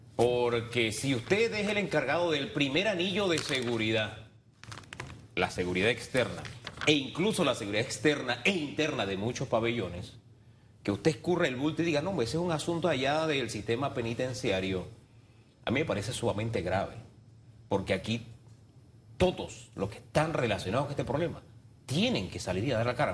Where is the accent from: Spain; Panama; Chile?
Panama; yo, como panameño, todos los panameños